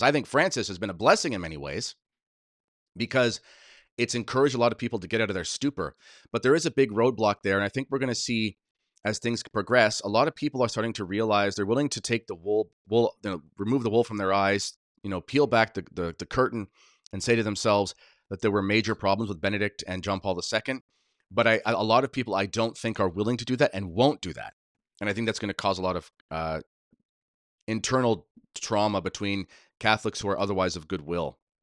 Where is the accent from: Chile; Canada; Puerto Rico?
Canada; I'm a Canadian patriot through and through, as crazy as this place is, this is m, this is where I, I was born, this is where I learned to skate